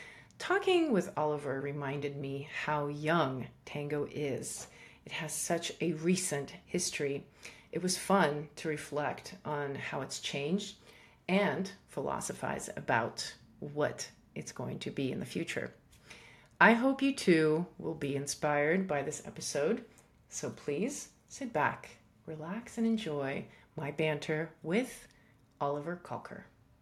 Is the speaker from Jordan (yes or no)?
no; Russia; also born or lived in Iran / Africa; I was born in Iran, and then I grew up in Africa, and then I grew up part of my time in Russia.